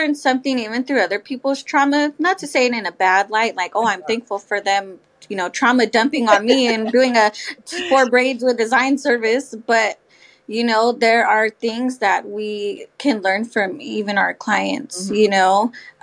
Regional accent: South Bay, California, United States; also born or lived in San Jose; now in Hayward, United States; So I also move around a lot, but I am from the South Bay.

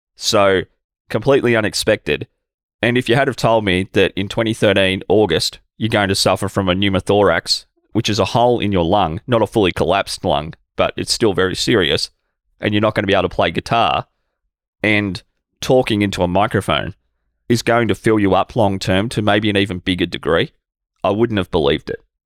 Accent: Albury, New South Wales, Australia; my hometown here in Albury-Wodonga, Australia

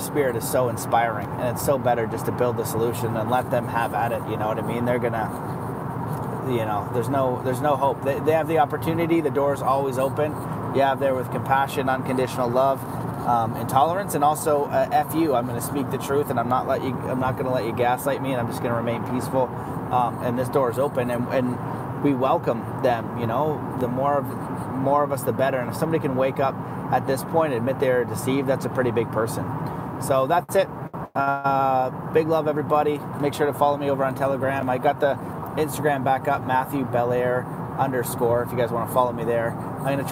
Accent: Canada; we're all Canadian.

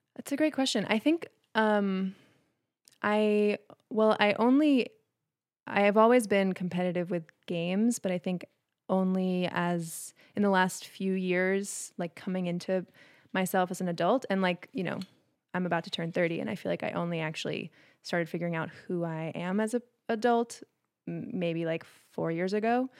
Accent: Maine, United States; I grew up in Maine

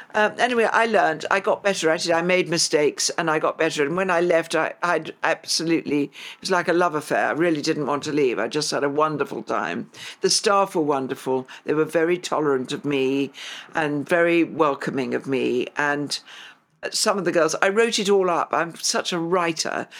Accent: London, United Kingdom; I grew up in Highgate, came here when I was two

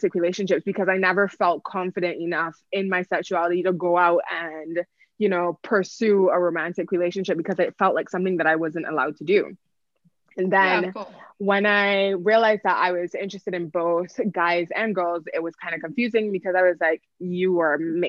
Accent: Barbados; I grew up in the Caribbean, I grew up in Barbados

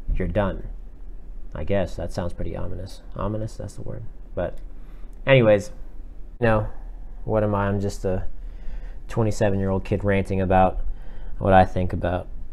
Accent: South Florida, United States; moved away as an adult; now in Atlanta, United States; I'm originally from South Florida

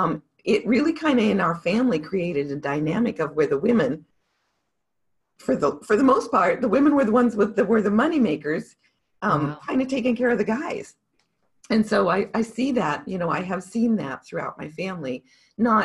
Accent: Montana, United States; I grew up in Montana

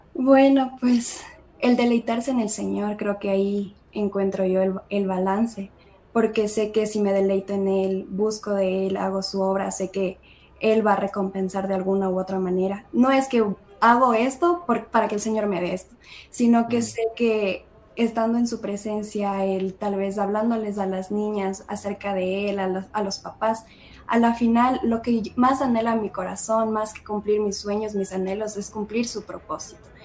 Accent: Ecuador; moved away as an adult; now in United States; Ecuador comemos un montón de cosas

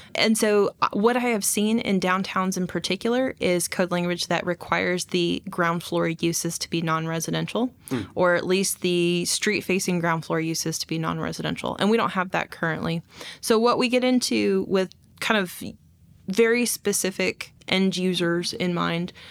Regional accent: Texas, United States; now in Fayetteville, United States; I'm from Texas

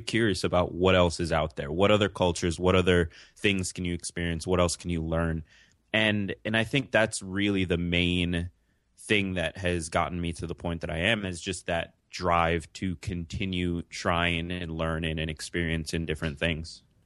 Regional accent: New York City, New York, United States; also born or lived in Jamaica; I'm from New York City

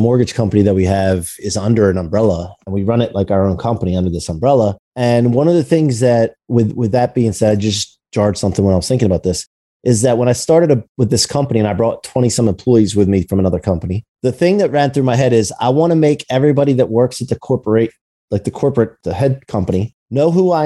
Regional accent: United States; now in Ocean City, Maryland, United States; I actually live in Ocean City, Maryland, and I'm from outside of Philly and Wilmington, Delaware area up there.

